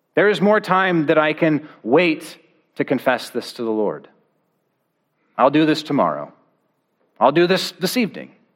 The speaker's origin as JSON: {"language": "English", "region": "Oregon", "country": "United States", "tie": "born or raised there", "said": "I grew up in Oregon"}